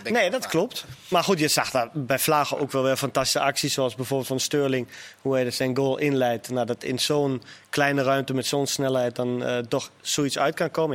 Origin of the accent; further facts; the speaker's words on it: Germany; Ik als Duitser